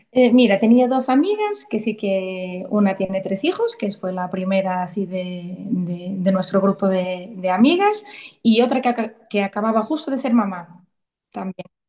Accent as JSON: {"language": "Spanish", "country": "Portugal", "moved": "as an adult", "lives_now": "Santiago de Compostela, Spain", "said": "soy portuguesa y ahora mismo vivo en Santiago de Compostela, en Galicia. Llevo ya más de 15 años aquí"}